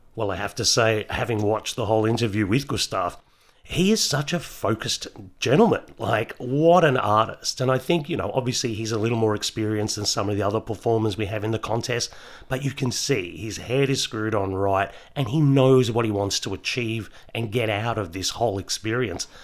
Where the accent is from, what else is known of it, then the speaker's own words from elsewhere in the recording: Melbourne, Victoria, Australia; I grew up in Melbourne